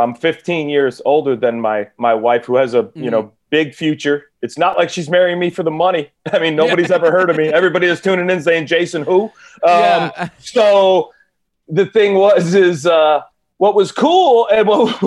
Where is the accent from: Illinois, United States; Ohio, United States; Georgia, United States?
Ohio, United States; Cleveland; now in California, United States; I'm from Cleveland